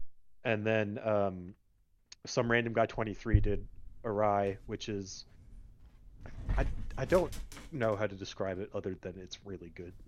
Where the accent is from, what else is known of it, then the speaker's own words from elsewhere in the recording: Australia; now in United States; I am Australian. I've lived in the United States and in Texas specifically for the past 14 years. So my accent is sometimes harder to place, but it comes out in force occasionally.